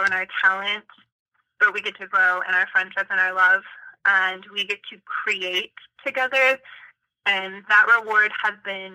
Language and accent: English; Destin, Florida, United States; our hometown, which is on the Gulf Coast in Florida, it's one of the most beautiful places I've ever seen and ever been. It's the ocean, and it's where I was born